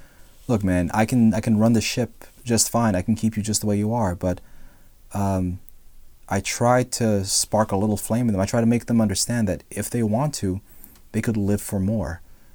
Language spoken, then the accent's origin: English; Philippines; If you didn't know, I'm Filipino.